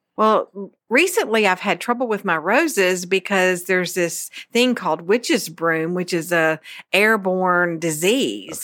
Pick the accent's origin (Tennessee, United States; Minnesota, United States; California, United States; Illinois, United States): Tennessee, United States; Memphis; I'm from Memphis, Tennessee